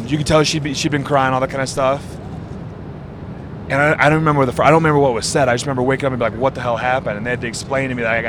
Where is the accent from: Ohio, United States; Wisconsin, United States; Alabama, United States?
Wisconsin, United States